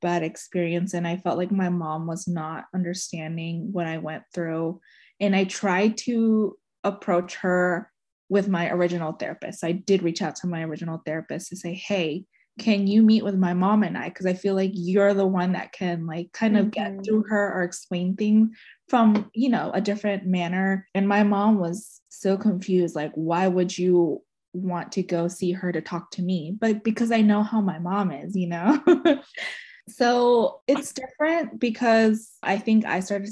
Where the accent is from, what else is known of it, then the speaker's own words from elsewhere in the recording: United States; I was born and raised in Montgomery County.